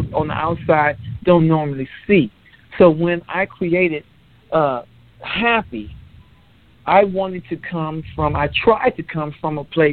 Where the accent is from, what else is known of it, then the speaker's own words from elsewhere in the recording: Los Angeles, California, United States; now in Texas, United States; I'm currently in Texas, but I was born and raised in California, Los Angeles